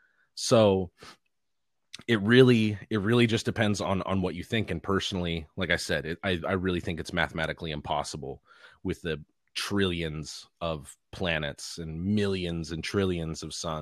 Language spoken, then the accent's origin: English; Los Angeles, California, United States; Well, I mean, I was born and raised in Los Angeles, California.